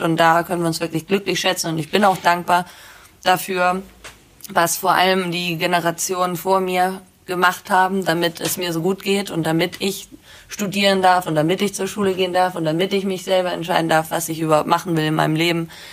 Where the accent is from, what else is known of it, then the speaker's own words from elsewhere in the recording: Bad Segeberg, Schleswig-Holstein, Germany; ich komme aus Bad Segeberg.